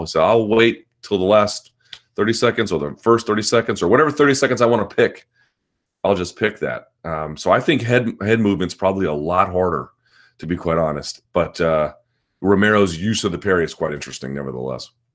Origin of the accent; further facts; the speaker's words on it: United States; as an American